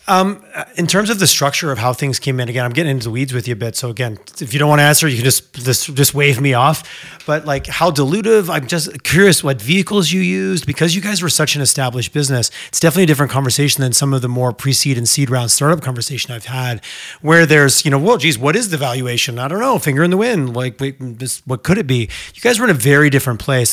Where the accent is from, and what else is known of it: Alberta, Canada